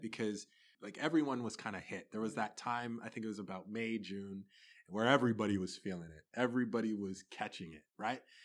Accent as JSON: {"language": "English", "town": "Toronto", "region": "Ontario", "country": "Canada", "tie": "born or raised there", "also_born_or_lived": "Sudbury, Ontario", "said": "I was born in Sudbury, Ontario, lived there till I was five, um, then we moved to Toronto"}